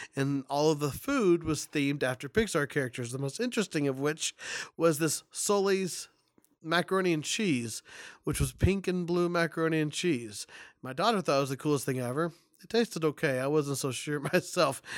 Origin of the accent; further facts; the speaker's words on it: Kansas, United States; I'm from Kansas